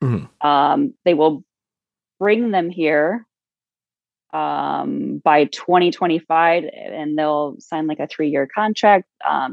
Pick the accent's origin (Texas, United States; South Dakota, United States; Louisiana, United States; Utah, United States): South Dakota, United States; and I'm from South Dakota, so this kind of all, like, really hits home for me